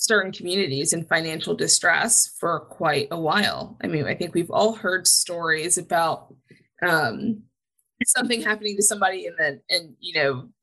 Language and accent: English; Huntington, New York, United States; my father was a volunteer EMT when I was growing up on Long Island in Huntington